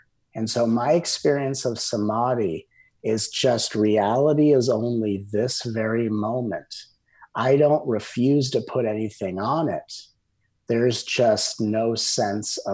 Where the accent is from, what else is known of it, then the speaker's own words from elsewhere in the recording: Southern California, United States; I grew up in Southern California